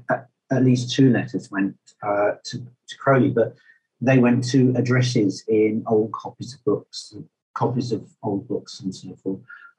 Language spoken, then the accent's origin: English; Bedford, East of England, United Kingdom; moved away as an adult; now in London, United Kingdom; I was born in the August year of 1951 in Bedford, moved up to London 1987.